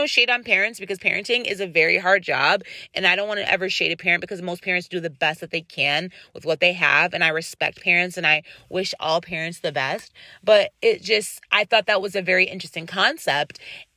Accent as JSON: {"language": "English", "country": "United States", "said": "I'm an American"}